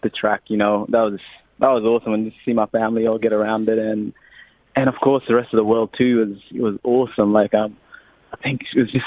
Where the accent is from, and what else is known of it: Australia; accent: Australian; also born or lived in Sudan